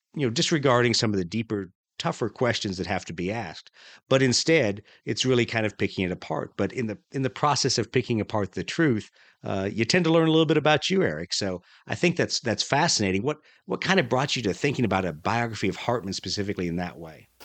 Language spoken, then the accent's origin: English; Huntsville, Alabama, United States; I spent a lot of my time growing up around Huntsville, Alabama